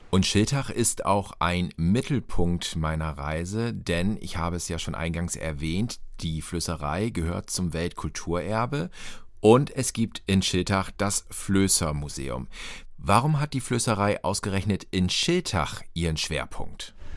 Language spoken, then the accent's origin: German; Northern Germany, Germany; als Norddeutscher, wo doch alle sagen, wir im Norden haben die schöne Luft.